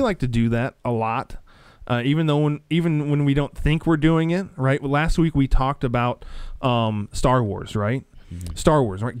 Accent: Nebraska, United States; being a, a Christian growing up in Nebraska, like I was

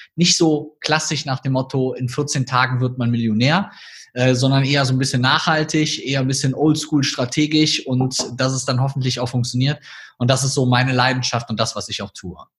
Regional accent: North Rhine-Westphalia, Germany; accent: Rhineland (half Cologne); Ich sage das mal in meinem Akzent vielleicht hier so aus dem Rheinland

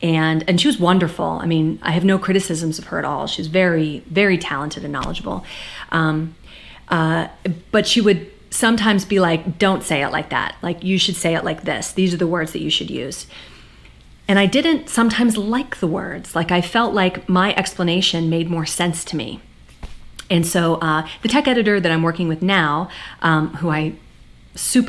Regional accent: United States; I'm an American

